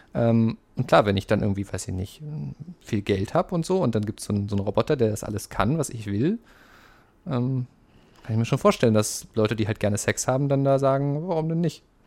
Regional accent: Saxony, Germany; ich komme aus Sachsen

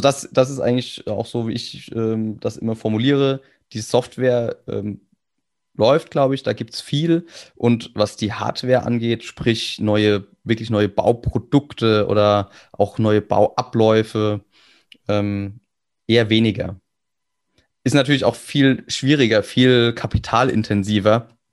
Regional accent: Kaiserslautern, Rhineland-Palatinate, Germany; ich komme aus Kaiserslautern

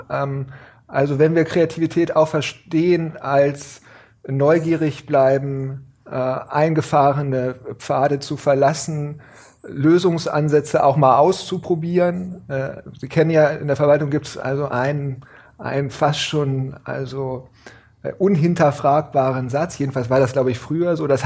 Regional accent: Gifhorn, Lower Saxony, Germany; also born or lived in Berlin; now in Hannover, Germany; dann bin ich äh, aufgewachsen, groß geworden in Gifhorn und bin

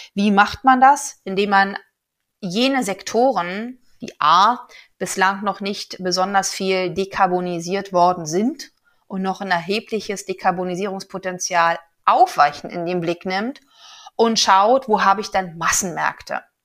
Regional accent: Brandenburg, Germany; moved away; in meiner alten Heimat Brandenburg

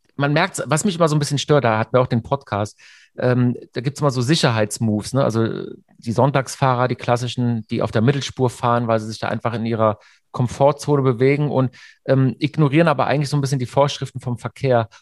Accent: near Hockenheim, Baden-Württemberg, Germany; wir sind ja beide äh, aus der Nähe von Hockenheim

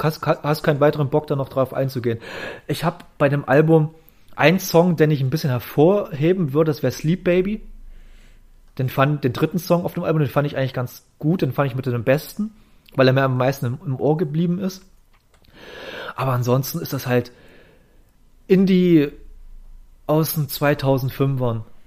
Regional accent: East Germany, Germany; ich komme hier aus dem Osten

